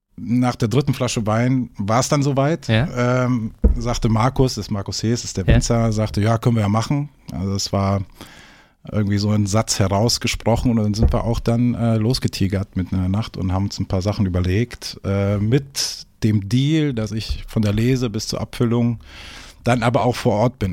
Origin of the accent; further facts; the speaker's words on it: Cologne, North Rhine-Westphalia, Germany; moved away as an adult; also born or lived in Hamburg / Düsseldorf; now in Eckernförde, Germany; ich bin eigentlich gebürtiger Kölsche. Ne? Ah, ähm, ja, okay. ich bin äh, eine, rheinische Frohnatur, kann man so sagen, ne? äh, wie man so manchmal ein bisschen hören kann. Ähm, ja, dort aufgewachsen